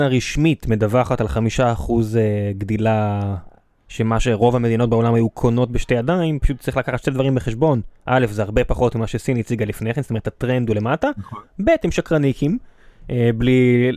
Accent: Israel

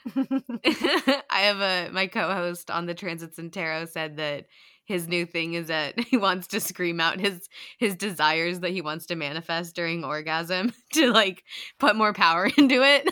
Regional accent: United States; us Americans

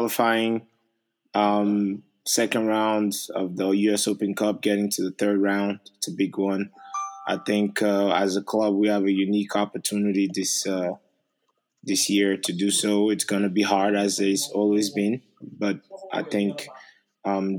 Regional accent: Paris, Île-de-France, France; English is a second language; moved away as an adult; also born or lived in Togo; now in Maryland, United States; a kid that grew up in Paris, that only spoke French

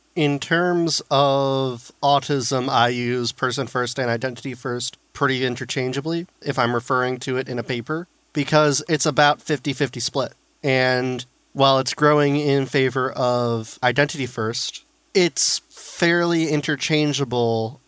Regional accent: St. Louis, Missouri, United States; I grew up in St. Louis and they have the wonderful special school district

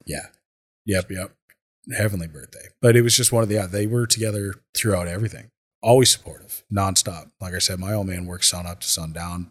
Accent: Minnesota, United States; also born or lived in California; I moved to Minnesota from California at the age of ten

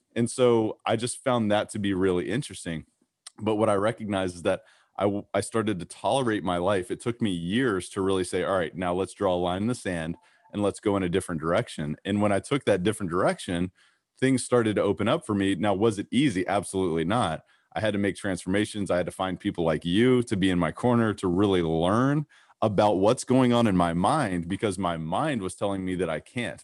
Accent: Kentucky, United States; growing up in Kentucky

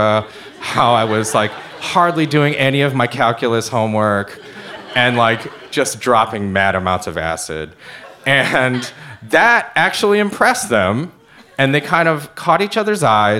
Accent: Ann Arbor, Michigan, United States; I was born in Ann Arbor, Michigan, which is born and raised, a small, quiet, suburban college town

